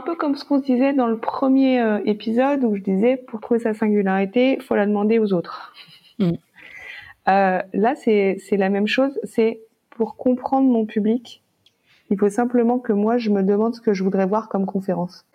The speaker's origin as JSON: {"language": "French", "country": "France", "said": "on est français."}